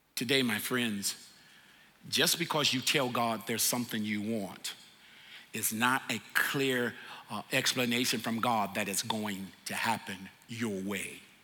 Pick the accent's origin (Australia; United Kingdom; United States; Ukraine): United States; the South; moved away; I'm from the South